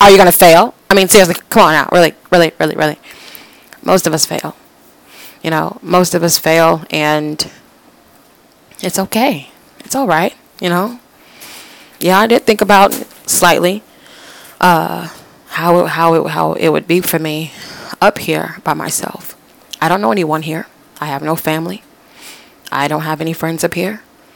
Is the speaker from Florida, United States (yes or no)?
yes; Florida, United States; moved away as an adult; now in West Virginia, United States; I'm from Florida